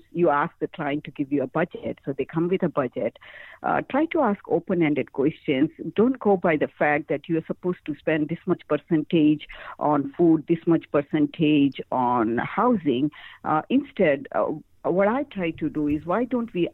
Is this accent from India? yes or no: yes; India; moved away as an adult; now in United States; My birth country is India